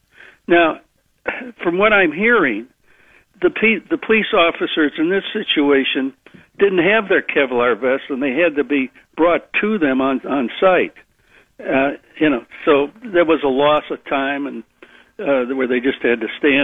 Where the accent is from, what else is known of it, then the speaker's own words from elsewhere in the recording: Chardon, Ohio, United States; I'm from Chard